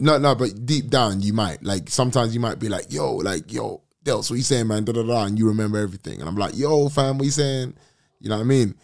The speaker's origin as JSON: {"language": "English", "region": "London", "country": "United Kingdom", "said": "I'm from London"}